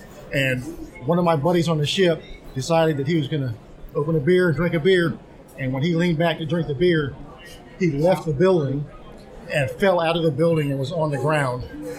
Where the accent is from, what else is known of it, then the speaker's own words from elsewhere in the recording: Buffalo Gap, Texas, United States; I'm from Buffalo Gap, Texas, a little town just outside of Abilene, Texas.